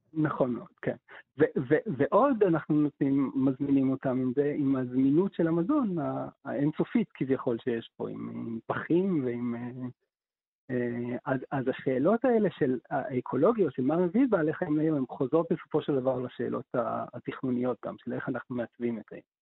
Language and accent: Hebrew; Haifa, Haifa District, Israel; כילד בחיפה מלפני 30 שנה